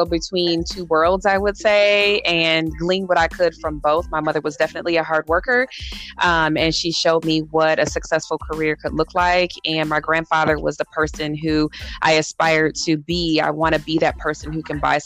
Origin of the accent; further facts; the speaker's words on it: Southfield, Michigan, United States; moved away as an adult; now in Arizona, United States; I grew up in Michigan, a suburb right outside Detroit, Southfield